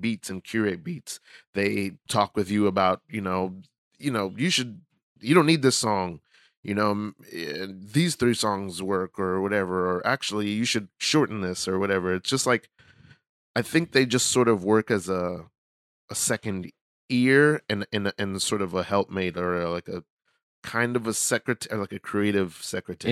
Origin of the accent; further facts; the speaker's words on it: New York City, New York, United States; I grew up in in Brooklyn. I grew up in New York